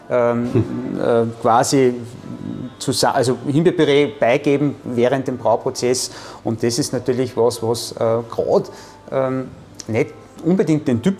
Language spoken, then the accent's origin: German; Austria; Aber auch natürlich bei uns in Österreich.